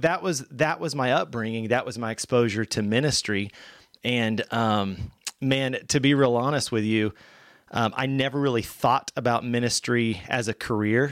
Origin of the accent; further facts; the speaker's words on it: Bentonville, Arkansas, United States; I'm born and raised Northwest Arkansas. So, Bentonville